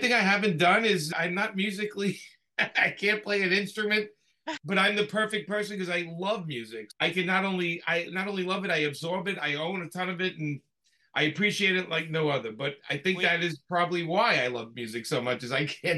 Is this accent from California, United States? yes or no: no; Brooklyn, New York, United States; Yeah, so I was born and raised in Brooklyn, New York, and had three brothers